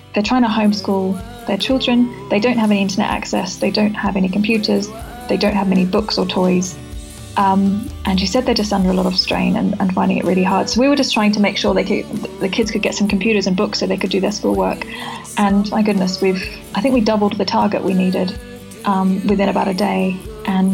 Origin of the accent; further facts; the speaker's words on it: Australia; moved away; I'm from Australia originally